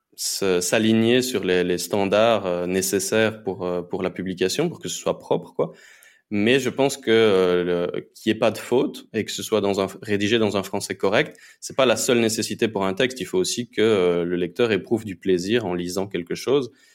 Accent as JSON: {"language": "French", "country": "Belgium", "moved": "as an adult", "lives_now": "Honduras", "said": "je suis à la base, je suis belge. je me suis expatrié pour l'instant en, Amérique latine"}